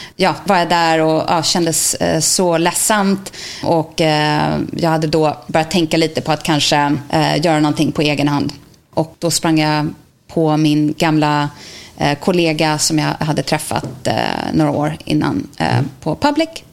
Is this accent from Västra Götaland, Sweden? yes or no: no; Täby, Stockholm County, Sweden; moved away as an adult; now in New York, United States; jag är från Täby, Stockholm. Flyttade till New York